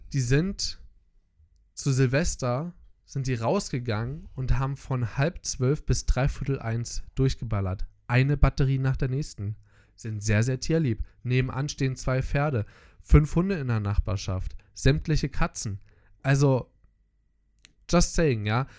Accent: Germany; als Deutscher

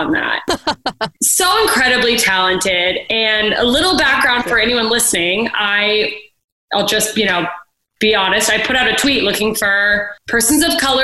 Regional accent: Alaska, United States; moved away; I grew up in Alaska

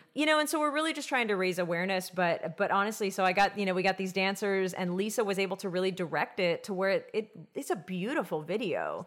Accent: Texas, United States; we were from Texas

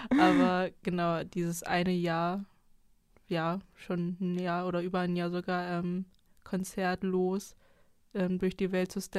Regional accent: East Germany, Germany; ich komme aus Ostdeutschland

